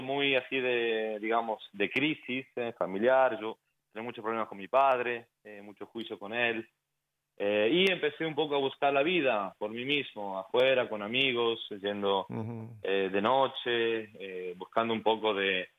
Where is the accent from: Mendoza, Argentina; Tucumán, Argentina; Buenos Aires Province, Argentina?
Tucumán, Argentina; San Miguel de Tucumán; now in Florida, United States; yo soy bien argentino, eh, nacido en una ciudad que se llama San Miguel, en Tucumán, San Miguel de Tucumán, al norte de Argentina